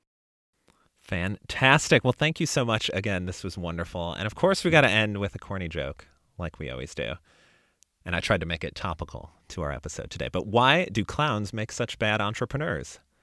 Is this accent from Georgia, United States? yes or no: no; Chicago, Illinois, United States; now in Austin, United States; I live in Austin, Texas now, but I grew up in the Chicago area